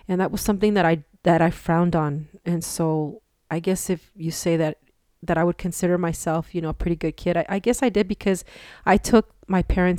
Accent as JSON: {"language": "English", "town": "Los Angeles", "region": "California", "country": "United States", "tie": "born there", "lives_now": "El Paso, United States", "said": "Okay, I was born in Los Angeles, California. And the reason that we moved to El Paso was because my mom's health."}